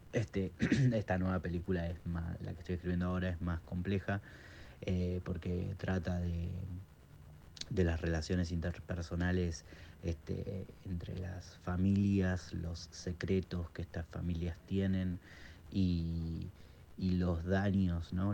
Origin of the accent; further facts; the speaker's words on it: Quilmes, Buenos Aires Province, Argentina; en Quilmes como un preestreno, que es de donde yo soy